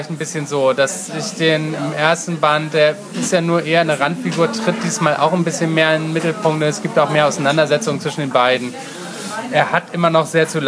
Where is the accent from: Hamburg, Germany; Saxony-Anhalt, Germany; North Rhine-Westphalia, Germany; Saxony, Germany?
Hamburg, Germany; Das sollte man als Hamburger schon wissen.